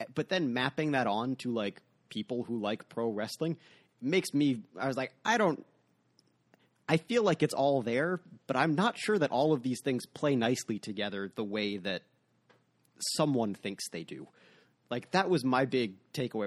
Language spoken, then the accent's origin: English; United States; as an American